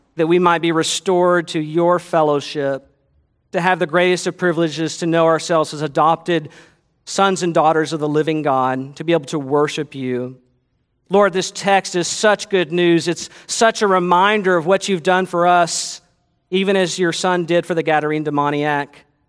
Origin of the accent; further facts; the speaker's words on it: United States; as American Christians